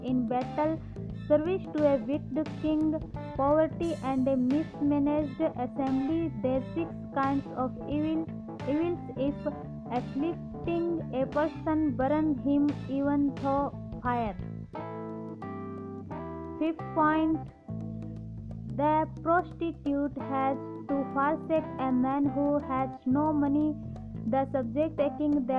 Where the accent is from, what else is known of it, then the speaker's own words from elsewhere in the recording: India; I am from India.